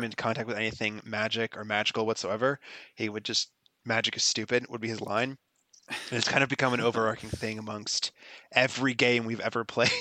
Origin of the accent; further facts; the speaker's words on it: Florida, United States; I'm from Florida